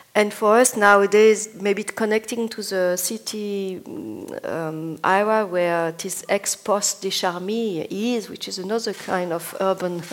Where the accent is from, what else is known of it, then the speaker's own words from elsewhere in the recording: Bologna, Emilia-Romagna, Italy; I'm from Bologna